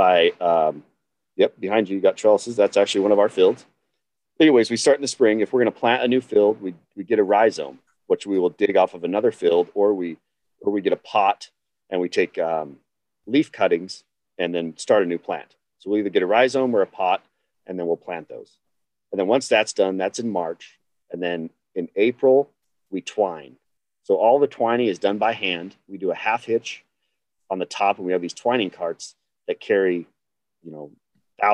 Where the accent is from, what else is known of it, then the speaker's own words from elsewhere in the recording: Idaho, United States; I'm a fourth generation farmer in Idaho, but a third generation hop farmer